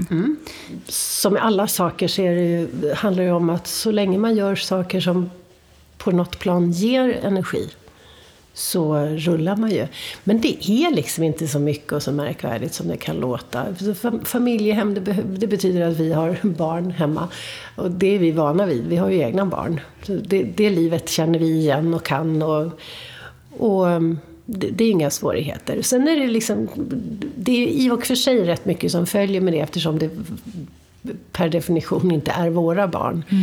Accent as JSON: {"language": "Swedish", "town": "Upplands Väsby", "region": "Stockholm County", "country": "Sweden"}